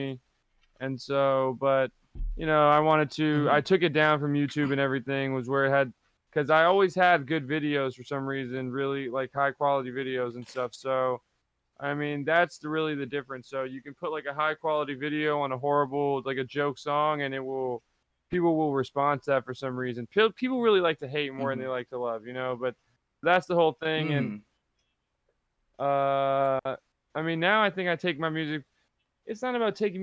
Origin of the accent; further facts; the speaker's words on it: New York City, New York, United States; I'm in my parents' house right now. I'm in Dyckman, New York, in Manhattan